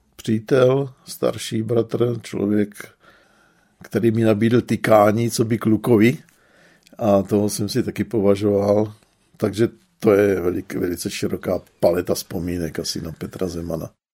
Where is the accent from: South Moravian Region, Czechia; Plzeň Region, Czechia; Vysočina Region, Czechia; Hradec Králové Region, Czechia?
South Moravian Region, Czechia; Brno; jsem vyrůstal v křesťanském sboru v Brně na Šámalce